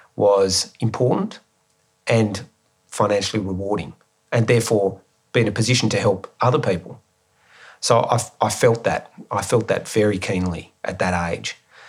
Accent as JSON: {"language": "English", "region": "Tasmania", "country": "Australia", "also_born_or_lived": "Melbourne", "moved": "as an adult", "said": "I'm the guy from Tasmania."}